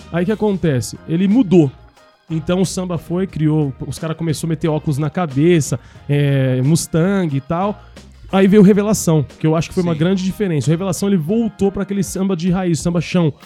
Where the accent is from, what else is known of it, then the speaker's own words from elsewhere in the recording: Brazil; moved away; Eu saí, eu saí, eu saí porque eu não fui forçado, mas a um acaso do destino eu saí da Tiradentes